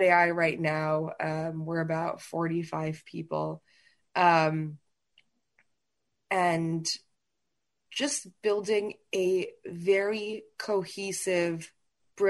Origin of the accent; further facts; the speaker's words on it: New Haven, Connecticut, United States; when I was really young, probably as young as, you know, 6 or 7, we grew up in New Haven, Connecticut, because he was at Yale at that time